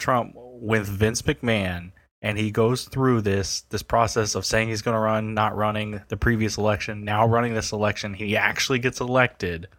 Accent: United States; I'm American

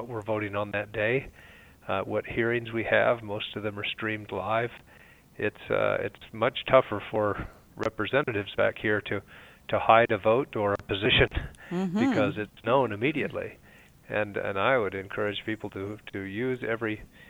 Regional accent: Snowflake, Arizona, United States; also born or lived in Mesa, Arizona; I was raised up north in Snowflake, a rural area on a ranch

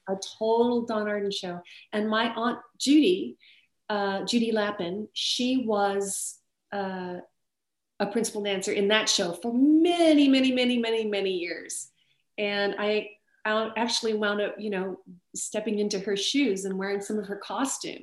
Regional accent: Las Vegas, Nevada, United States; I grew up in Vegas

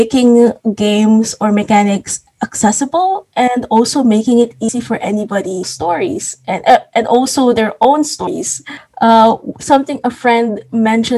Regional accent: Philippines; I'm a Filipino

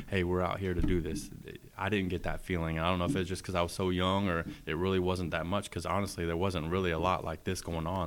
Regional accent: Tampa, Florida, United States; moved away as an adult; growing up in Tampa

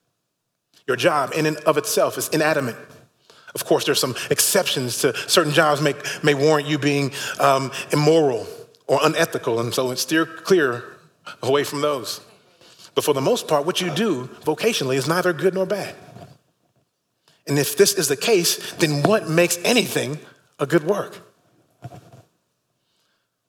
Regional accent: Fort Worth, Texas, United States; moved away; my hometown, the great city of Fort Worth

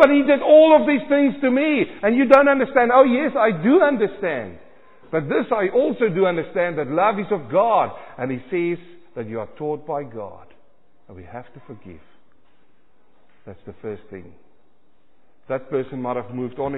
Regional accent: South Africa; moved away; I was born in South Africa

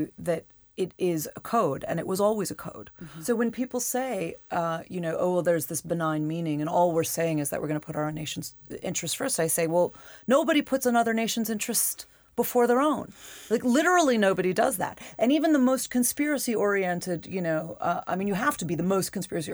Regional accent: United States; as an American, as a voter, as a citizen

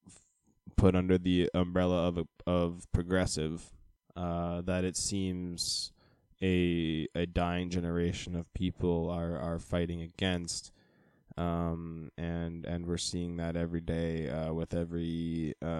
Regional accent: United States; now in Vancouver, Canada; I am American

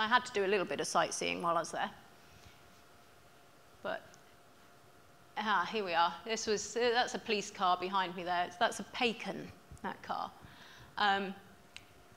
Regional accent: England, United Kingdom; I'm from England

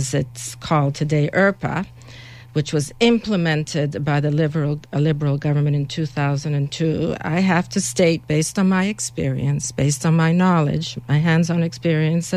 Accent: Toronto, Ontario, Canada; moved away as an adult; also born or lived in Hungary/Czechoslovakia border; now in Ottawa, Canada; I grew up in Toronto

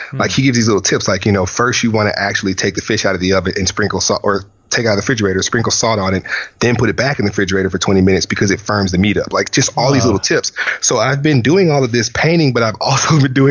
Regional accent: Louisiana, United States; moved away; I come from a whole family of chefs, like my granddad, I'm from Louisiana

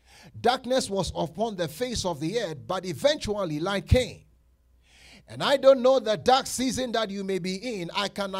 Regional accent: Colorado, United States; I'm from Colorado. I know how to drive in this snow

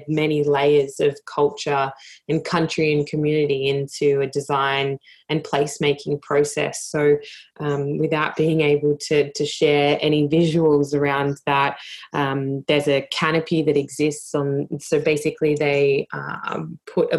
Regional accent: Australia; being an Australian

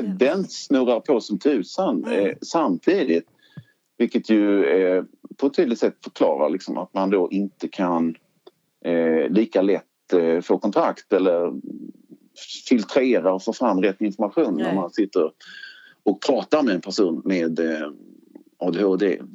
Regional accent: Lund, Skåne, Sweden; also born or lived in Trelleborg / Malmö; Jag är från Lund ursprungligen

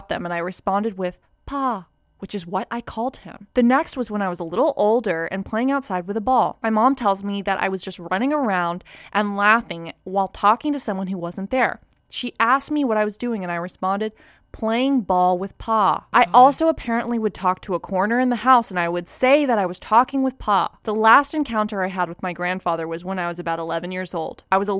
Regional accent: Cleveland, Ohio, United States; I'm from Cleveland, Ohio.

